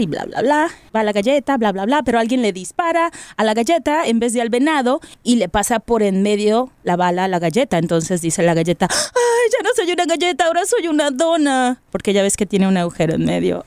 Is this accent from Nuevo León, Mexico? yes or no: yes; Monterrey, Nuevo León, Mexico; soy de la Sultana